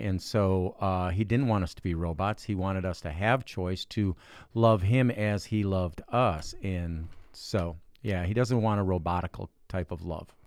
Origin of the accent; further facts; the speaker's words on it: Cedar Lake, Indiana, United States; I'm from Cedar Lake, Indiana.